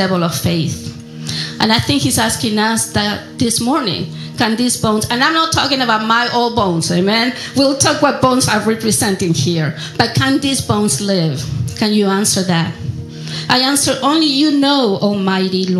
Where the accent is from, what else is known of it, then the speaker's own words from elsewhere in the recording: Argentina; English is a second language; moved away; I'm from Argentina, and yes, there are people with my skin tone in Argentina